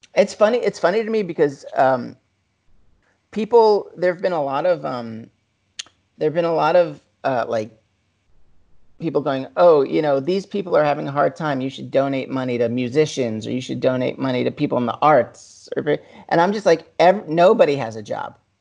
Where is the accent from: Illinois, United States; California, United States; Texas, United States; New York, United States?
New York, United States; growing up in New York